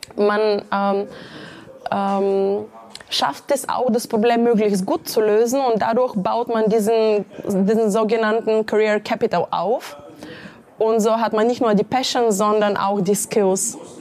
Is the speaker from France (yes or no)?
no; Bulgaria; moved away as an adult; now in Munich, Germany; aufgewachsen in Bulgarien. In München bin ich seit äh, gut 15 Jahren.